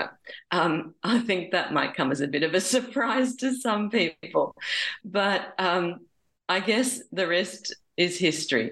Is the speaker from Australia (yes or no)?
yes; Sydney, New South Wales, Australia; I was born in Sydney, and I went to Brigidine College in Randwick, which was very close to where we lived